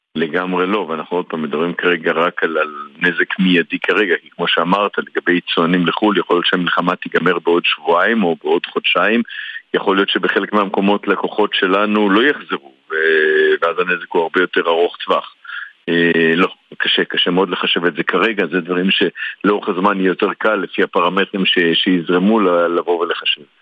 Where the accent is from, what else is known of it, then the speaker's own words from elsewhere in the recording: Tel Aviv, Tel Aviv District, Israel; אני תל אביבי, וכמו כאן מסתובב לא מעט בעיר